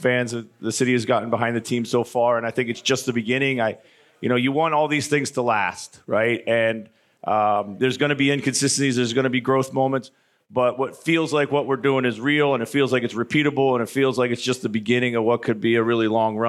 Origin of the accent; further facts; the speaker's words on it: Philadelphia, Pennsylvania, United States; now in Minneapolis, United States; I'm from Philly area.